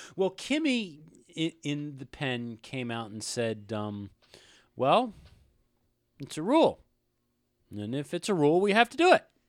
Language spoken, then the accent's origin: English; United States; we are American